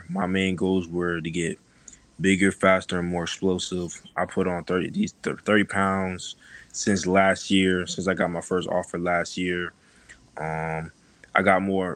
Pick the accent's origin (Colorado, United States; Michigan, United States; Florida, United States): Florida, United States; Riverview; also born or lived in Tampa, Florida; I was in Tampa for a couple years and then okay. I moved down here to Riverview, and then once I got to high school I went to Sumner